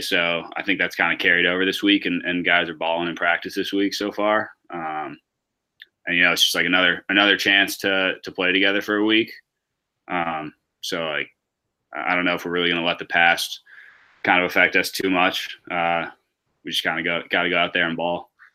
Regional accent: New York, United States; I was born in New York, so both my parents from there

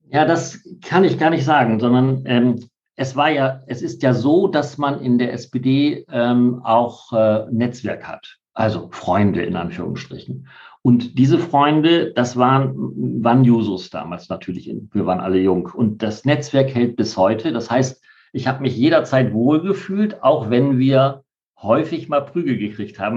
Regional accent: Bremen, Germany; was macht für dich Bremen aus? Also altmodischer Begriff, das ist meine Heimat tatsächlich. Mhm. Ich fühle mich total wohl hier.

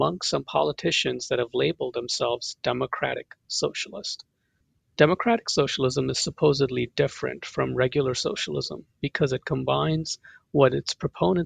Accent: India; now in Pennsylvania, United States; my experience of growing up in India

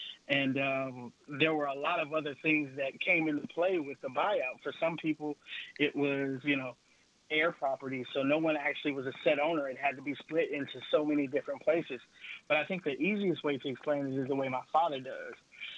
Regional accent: Mossville, Louisiana, United States; Growing up in Mossville, honestly, it was great growing up as a kid. We spent a lot of time at the recreation center.

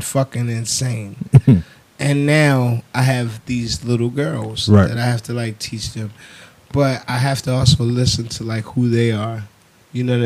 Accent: Baltimore, Maryland, United States; I'm from Baltimore

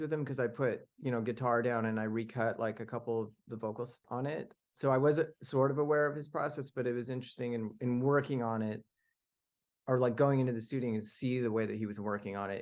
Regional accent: the desert in California, United States; also born or lived in Canada; I was born in Canada, but I was actually raised in the desert in California

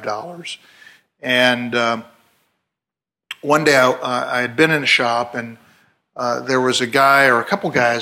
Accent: Louisville, Kentucky, United States; growing up in Louisville, Kentucky

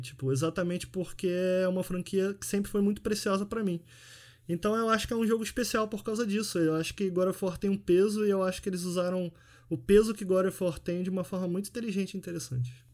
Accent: Rio de Janeiro, Brazil; eu nasci fui criado em Campo Grande, que é a zona oeste do Rio de Janeiro

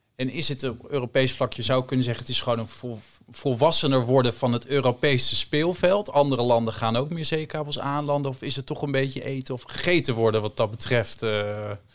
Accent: Netherlands; we hebben als Nederlanders een sterk paspoort

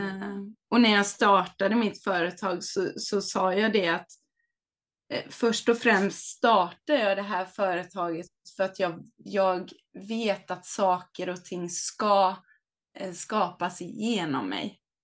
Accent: Hultsfred, Kalmar County, Sweden; now in Varberg, Sweden; jag kommer från Småland, Hultsfred

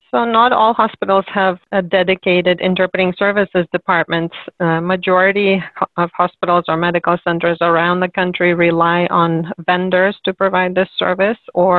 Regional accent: Cherkasy, Cherkasy Oblast, Ukraine; moved away as an adult; also born or lived in Sacramento, United States; now in United States; I was born and raised in Ukraine in the city of Cherkasy.

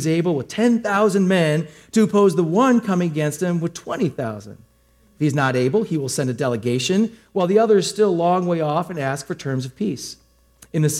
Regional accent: Milwaukee, Wisconsin, United States; also born or lived in Racine, Wisconsin; now in Slinger, United States; I grew up in Milwaukee

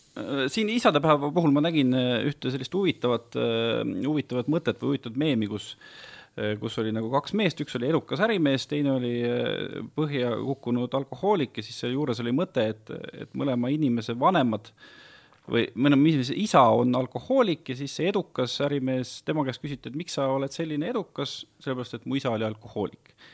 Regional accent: Viljandi County, Estonia; mina olen ka Viljandimaalt pärit

